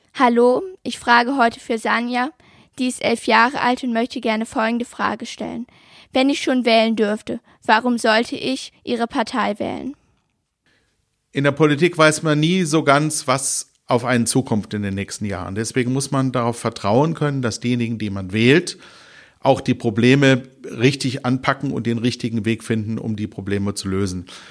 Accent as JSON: {"language": "German", "town": "Kelkheim", "region": "Hesse", "country": "Germany", "tie": "born or raised there", "also_born_or_lived": "Hofheim am Taunus / Eppstein", "moved": "yes", "lives_now": "Wuppertal, Germany", "said": "aufgewachsen bin ich in äh, Ruppertzein, das gehört zu Kelkheim und äh, in Eppstein im Taunus"}